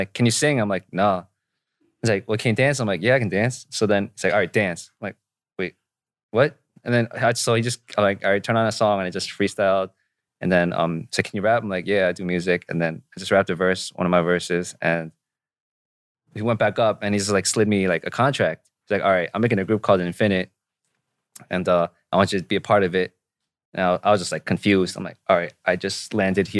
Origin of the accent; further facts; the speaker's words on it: Nyack, New York, United States; also born or lived in New Jersey; now in South Korea; I was born in New York, and then I moved to Jersey, and then I came into Korea back in early 2011